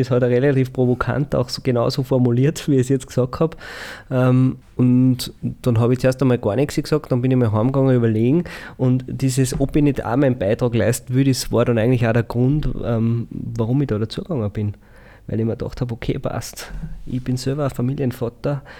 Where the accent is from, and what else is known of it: St. Veit im Pongau, Salzburg, Austria